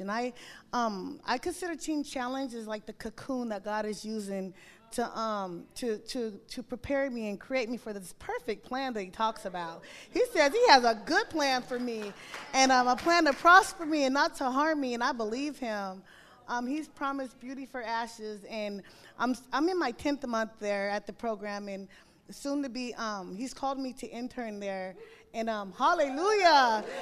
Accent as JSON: {"language": "English", "town": "Tacoma", "region": "Washington", "country": "United States", "said": "I'm from Tacoma"}